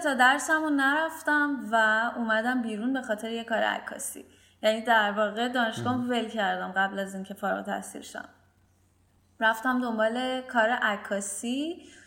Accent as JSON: {"language": "Persian", "town": "Bandar Abbas", "region": "Hormozgan", "country": "Iran", "tie": "born or raised there", "said": "من توی بندرباس به دنیا آمدم و همینجا شروع به کار کردم"}